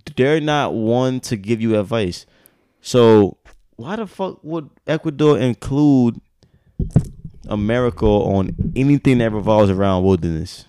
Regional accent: United States; I'm American.

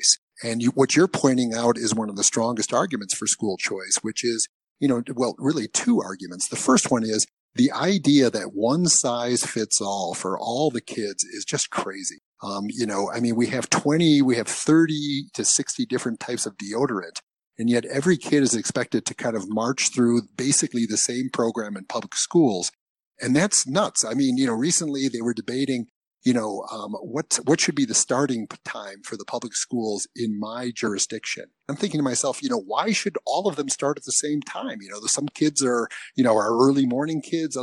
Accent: Michigan, United States; also born or lived in Maine; I was born in Michigan. I went to school up in Maine, for undergraduate. And then I came back to Michigan for graduate school

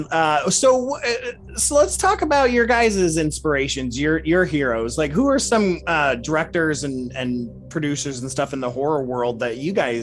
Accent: Louisville, Kentucky, United States; we're both from Louisville, Kentucky

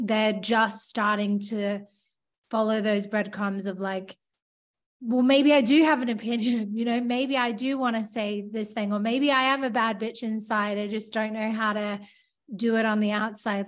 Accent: Australia; moved away as an adult; also born or lived in London; I was like from Australia

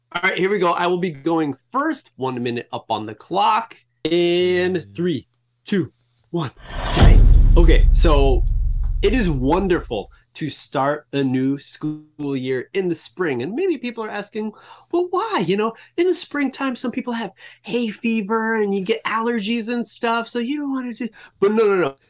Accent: United States; I grew up in in America

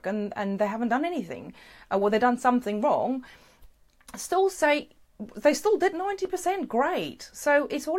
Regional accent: South Africa; moved away; Originally, I'm from South Africa

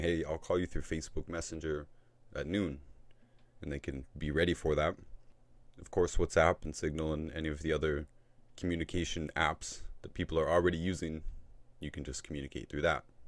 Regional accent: Canada; I'm from Canada

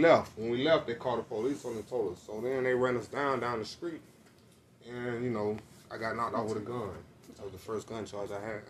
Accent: Atlanta, Georgia, United States; Kennedy Homes, Midtown, you know. Yeah, I'm from that area

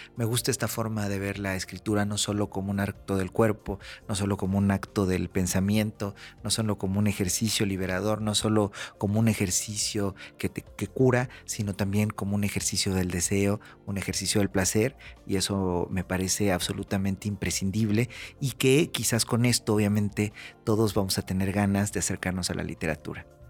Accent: Mexico

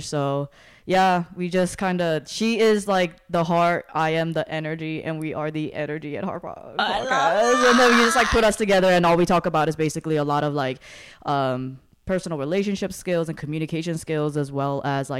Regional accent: New York City, New York, United States; moved away as an adult; also born or lived in South Korea / Detroit, Michigan / Lansing, Michigan / Pennsylvania; now in Los Angeles, United States; So I was born in Korea, started my journey in the U.S. near Detroit, Michigan, moved to Lansing, Michigan, then grew up in Queens, New York, went to school in Pennsylvania, and then moved across the country to San Diego, and then moved to North Hollywood

